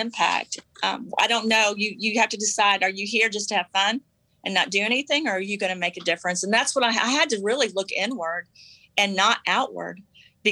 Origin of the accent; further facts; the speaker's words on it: the South, United States; I was raised in the South